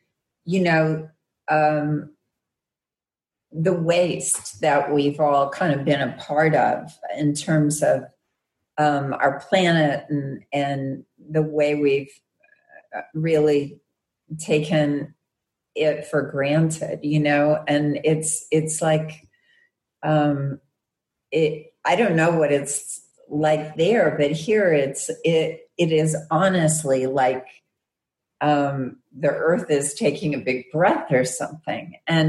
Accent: Arkansas, United States; Yes, I know. I'm from Arkansas. So West Memphis is in Arkansas.

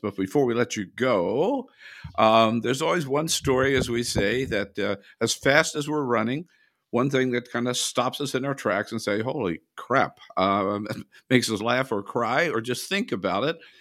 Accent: California, United States; I am from California

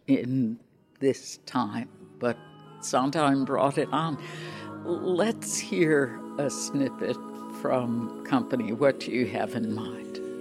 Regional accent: Chicago, Illinois, United States; moved away; I grew up in Chicago

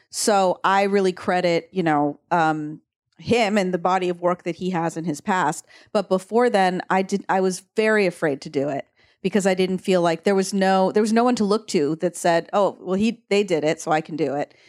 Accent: San Diego, California, United States; also born or lived in Oregon; I grew up in Oregon and then San Diego, and I knew so many, I grew up with so many Mexicans in San Diego

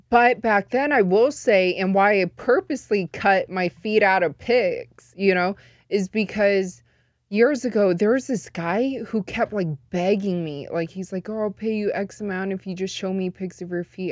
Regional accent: Las Vegas, Nevada, United States; born and raised in Vegas, but I am full Chinese.

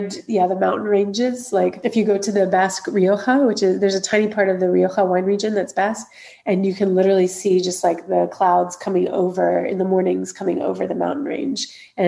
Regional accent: Alabama, United States; moved away as an adult; also born or lived in New Orleans, Louisiana, United States; now in San Sebastian, Spain; So I'm originally from Alabama in the USA.

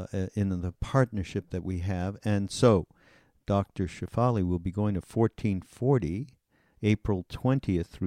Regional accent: Canada; I'm from Canada

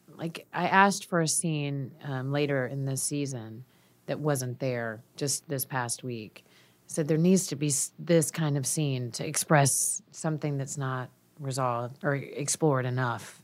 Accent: Georgia, United States; I'm from Georgia

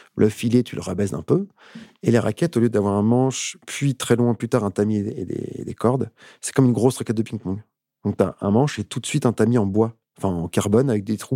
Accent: Paris suburbs, Île-de-France, France; j'ai une enfance super cool, super chouette en banlieue parisienne

